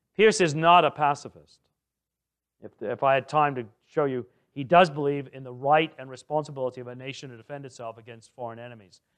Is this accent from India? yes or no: no; England, United Kingdom; moved away as an adult; also born or lived in Ottawa, Canada; now in Canada; I grew up in England